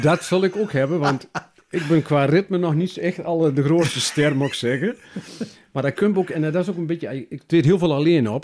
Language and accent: Dutch; Kilder, Gelderland, Netherlands; also born or lived in Beek; now in Zeddam, Netherlands; ik kwam van oorsprong uit Kilder